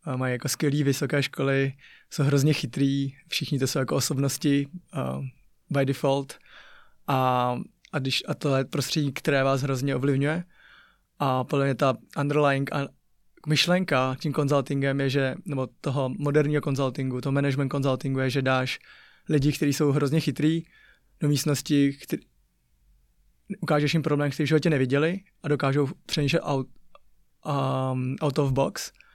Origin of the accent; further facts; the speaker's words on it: Ústí nad Labem, Ústí nad Labem Region, Czechia; Czech is a second language; moved away; My jsme vyrůstali v Ústí mm-hmm. a tak a měli jsme ještě chůvu, tak a to jsme bydlela na sídlišti Neštěmice